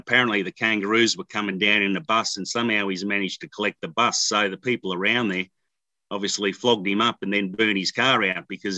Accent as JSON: {"language": "English", "town": "Brisbane", "region": "Queensland", "country": "Australia", "tie": "born or raised there", "moved": "as an adult", "lives_now": "Papua New Guinea", "said": "I'm a Brizzy boy. So I grew up at Arana Hills in Brisbane"}